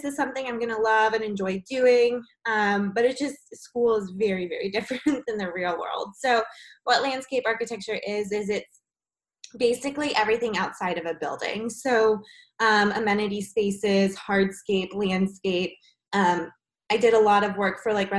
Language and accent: English; Georgia, United States; I grew up in Georgia